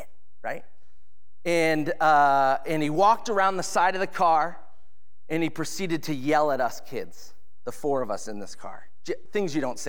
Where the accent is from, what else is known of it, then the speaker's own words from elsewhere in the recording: Edmonds, Washington, United States; Stevens Hospital is where I was born in Edmonds